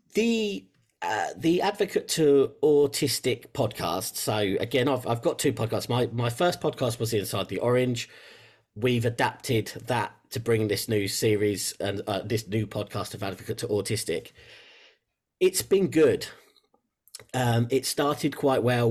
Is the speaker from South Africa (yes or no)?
no; England, United Kingdom; you might tell from the accent, I'm from England in, uh, in the U K